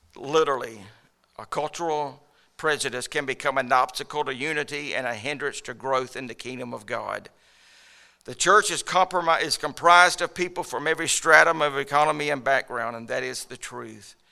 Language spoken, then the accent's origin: English; United States; I'm an American